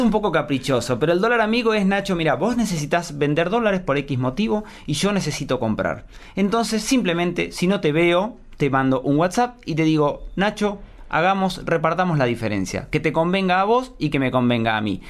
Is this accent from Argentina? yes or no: yes; Argentina